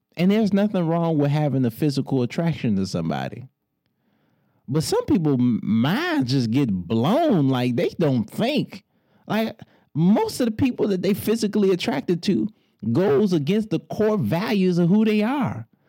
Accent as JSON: {"language": "English", "town": "Detroit", "region": "Michigan", "country": "United States", "said": "I'm from Motown"}